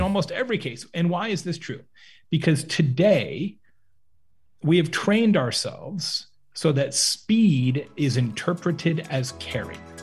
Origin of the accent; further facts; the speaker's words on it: Lake Havasu City, Arizona, United States; also born or lived in Tucson, Arizona; I grew up in Lake Havasu City, Arizona, which is on the Arizona-California border, small town in the desert